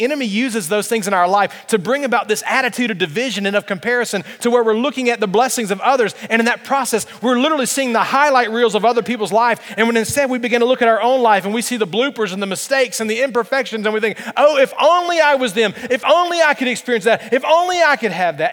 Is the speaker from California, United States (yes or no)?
no; Alabama, United States; I'm from Alabama